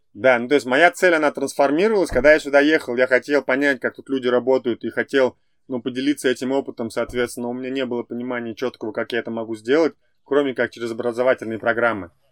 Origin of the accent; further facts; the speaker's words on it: Ufa, Bashkortostan, Russia; moved away as an adult; now in United States; я из Уфы